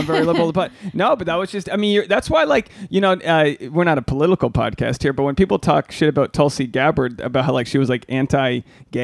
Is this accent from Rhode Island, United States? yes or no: yes; Rhode Island, United States; I'm from Rhode Island.